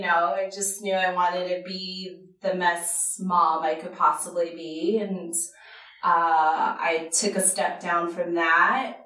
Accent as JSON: {"language": "English", "town": "Portland", "region": "Oregon", "country": "United States", "tie": "born or raised there", "also_born_or_lived": "Japan", "said": "So my sister and I were both born in Japan. We traveled a lot. And then we finally made base in Portland, Oregon."}